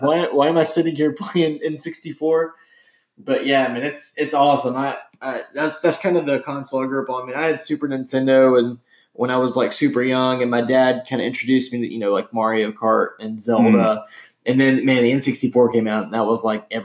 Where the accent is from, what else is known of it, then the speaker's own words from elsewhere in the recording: Birmingham, Alabama, United States; growing up in Birmingham